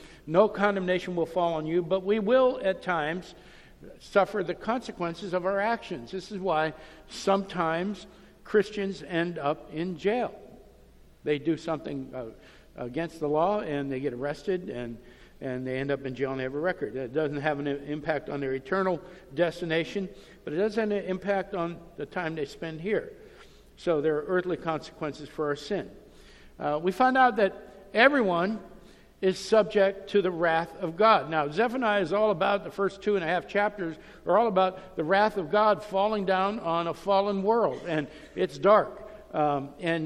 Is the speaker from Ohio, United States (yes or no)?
yes; Youngstown, Ohio, United States; I grew up in Youngstown, Ohio